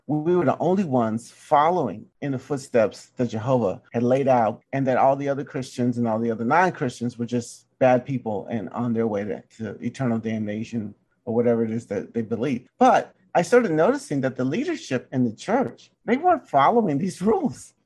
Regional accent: Mississippi, United States; I'm from Mississippi

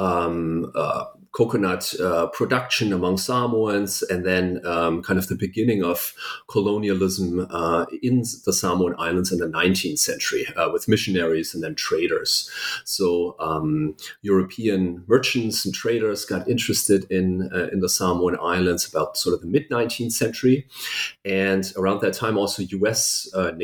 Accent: Germany; first language German; English is a second language; moved away; I was born and raised in Germany

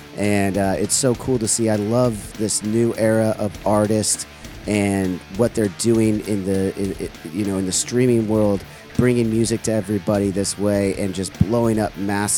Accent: Huntington Beach, California, United States; Orange County, I was born and raised here in Huntington Beach.

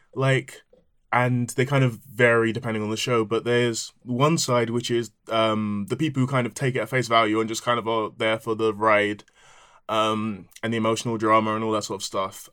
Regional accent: Nigeria; I am Nigerian

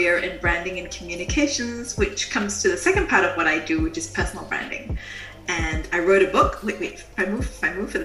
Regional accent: Singapore; moved away as an adult; now in Germany; I'm from Singapore, and I live in Germany because my husband's a German diplomat, and we move around the world a lot.

